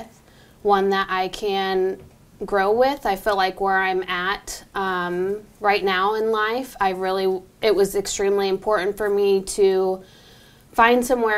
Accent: Homer, Illinois, United States; I'm from Homer, which is like 30 minutes east of here.

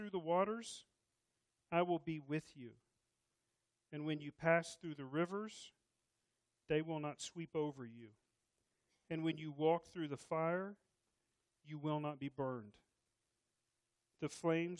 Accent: Texas, United States; I'm Texan

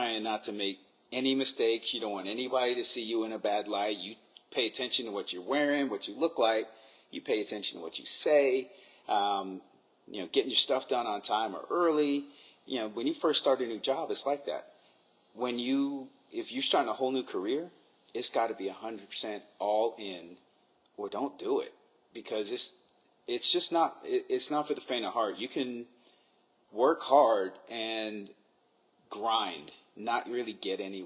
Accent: New York, United States; I'm from New York

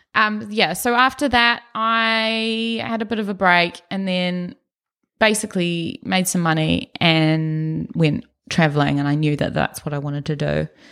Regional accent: Auckland, New Zealand; accent: Brummie; also born or lived in Birmingham, England; moved to Auckland, New Zealand when I was five years old, me, my sister, my parents. And, yeah, grew up around Ellerslie area mostly

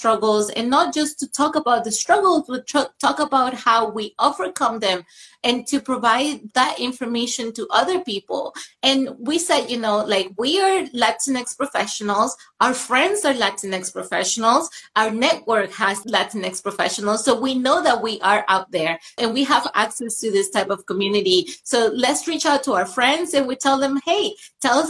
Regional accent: Venezuela; moved away; I grew up in Venezuela where I was represented

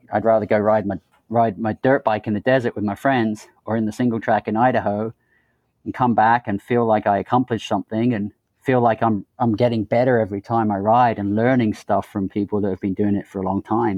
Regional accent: England, United Kingdom; moved away; growing up in England

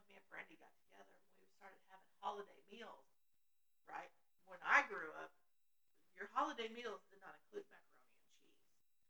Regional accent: Midwest, United States; But I'm not from the North. But it's wrong. I'm from the Midwest.

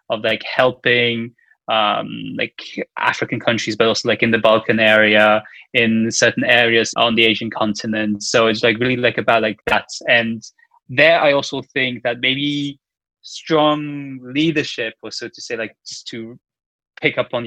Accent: Luxembourg; I am from Luxembourg

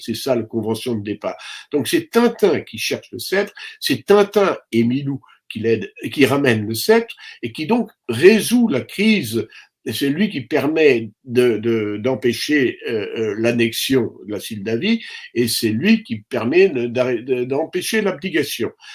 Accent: France; je suis français

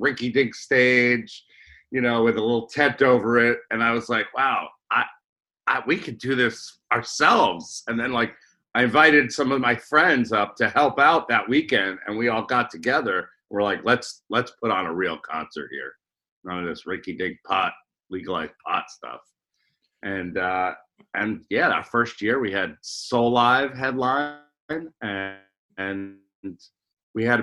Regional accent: New York City, New York, United States; moved away; also born or lived in Rockland County, New York / Florida; I grew up in Marine Park, Brooklyn, New York, and went to local

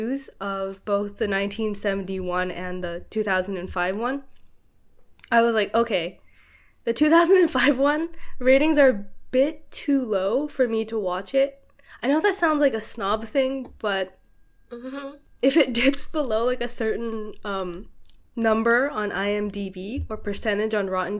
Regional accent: Canada; we're both Canadian.

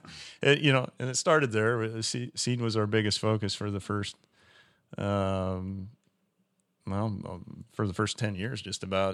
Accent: Western Iowa, United States; I started out as a, a retail seller at, at West Central Co-op in, in Western Iowa, in my hometown

